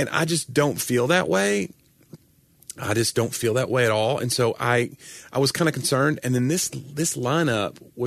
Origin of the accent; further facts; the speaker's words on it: the South, United States; I'm from the South